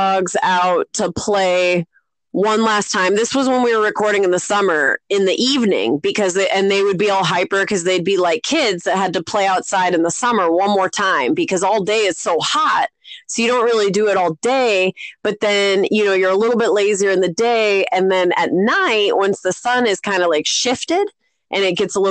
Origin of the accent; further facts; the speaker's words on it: Arizona, United States; growing up in Arizona